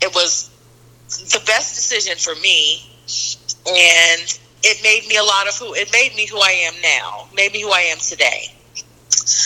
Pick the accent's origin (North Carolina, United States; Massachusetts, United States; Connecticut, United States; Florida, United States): North Carolina, United States; also born or lived in New York; I grew up mostly here in North Carolina, so I consider myself a sweet Southern girl